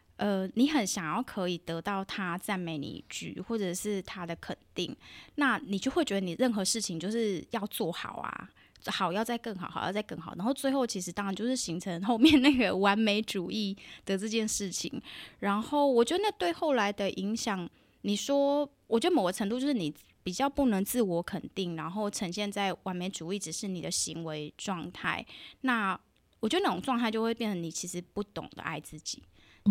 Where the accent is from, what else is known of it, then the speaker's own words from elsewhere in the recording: southern Taiwan, Taiwan; 我在南部长大